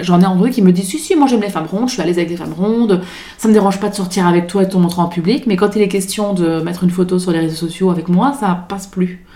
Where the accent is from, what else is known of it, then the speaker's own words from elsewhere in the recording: Belgium; accent: Belgian; now in France; je suis belge d'origine, je le dis parce que du coup, il y a un petit accent, je me moque pas des Belges, je le suis